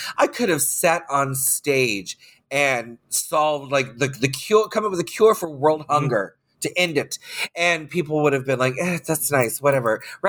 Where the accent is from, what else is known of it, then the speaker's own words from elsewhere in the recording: Orlando, Florida, United States; I grew up in Orlando doing drag.